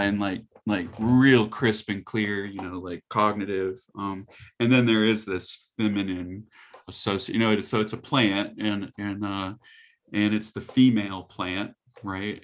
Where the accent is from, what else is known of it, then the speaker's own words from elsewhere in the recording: the South, United States; I grew up in the South